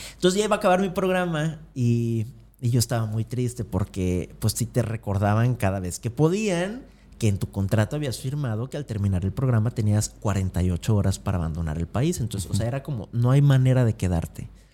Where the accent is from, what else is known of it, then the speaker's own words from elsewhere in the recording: Acapulco, Guerrero, Mexico; moved away as an adult; yo soy de Acapulco, de una familia promedio, de clase media baja, que vivía en la Progreso